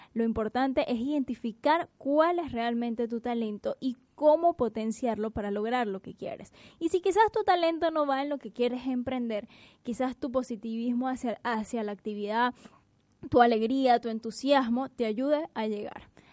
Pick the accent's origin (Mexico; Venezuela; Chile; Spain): Venezuela; moved away as an adult; now in Buenos Aires, Argentina; hablo como venezolano emigrante